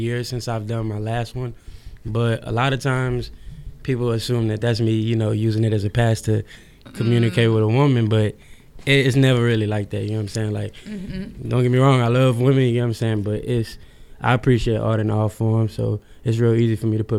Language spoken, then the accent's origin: English; New Orleans, Louisiana, United States; now in Houston, United States; I'm from New Orleans, Louisiana, but I moved out here to Houston after Katrina